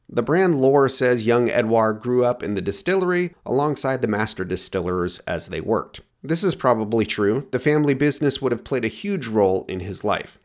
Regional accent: Oregon, United States; my home state of Oregon

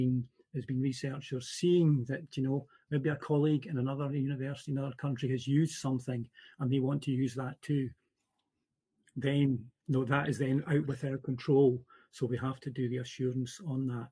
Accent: Central Scotland, United Kingdom; I'm from Central Scotland.

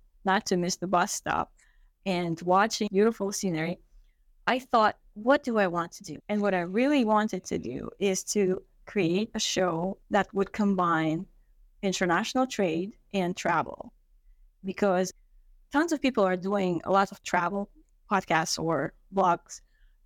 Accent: Kazakhstan; moved away; I am originally from Kazakhstan, born and raised

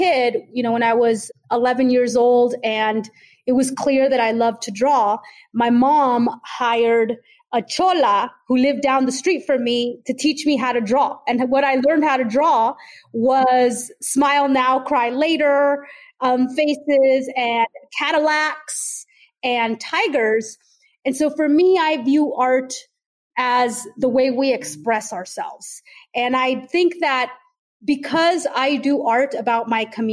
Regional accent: Oakland, California, United States; I was growing up in Oakland, California during the 80s and 90s

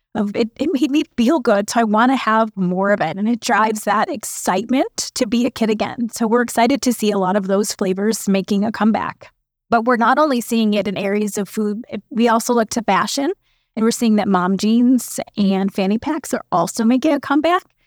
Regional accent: Chicago, Illinois, United States; I was born and raised in Chicago

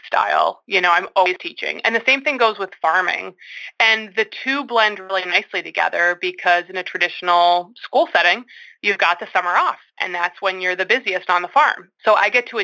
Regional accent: Syracuse, New York, United States; moved away as an adult; also born or lived in Canton, New York; now in Newfields, New Hampshire, United States; I grew up in Syracuse, New York

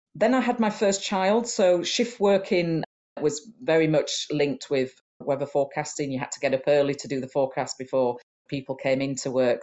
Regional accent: Huddersfield, Yorkshire and the Humber, United Kingdom; I was born in Huddersfield in Yorkshire, which is in the north of England

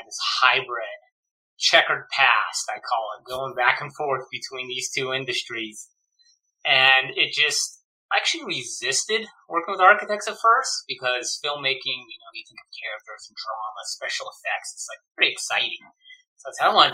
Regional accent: Bay Area, outside San Francisco, California, United States; I grew up in the Bay Area, right outside San Francisco and San Jose.

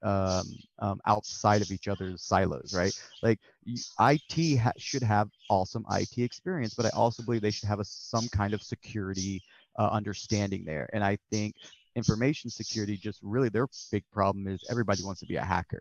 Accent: Texas, United States; I'm from Texas, but where I'm from, we don't get a lot of help from the government

